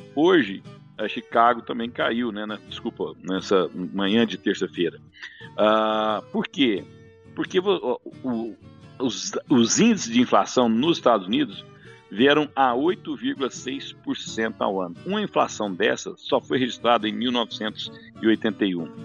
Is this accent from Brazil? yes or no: yes; Rio Verde, Goiás, Brazil; eu sou de Rio Verde